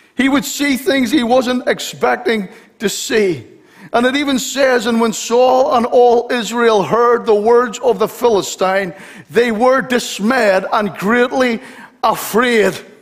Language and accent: English; Belfast, Northern Ireland, United Kingdom; I'm from Belfast